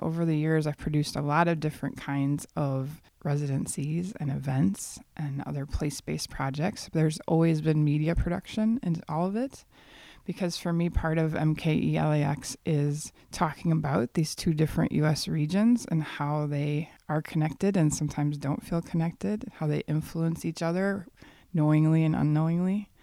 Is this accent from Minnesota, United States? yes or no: no; Waukesha, Wisconsin, United States; moved away as an adult; also born or lived in Los Angeles; now in Milwaukee, United States; I grew up in the Milwaukee region in a town called Waukesha that I now think of as a suburb of the city of Milwaukee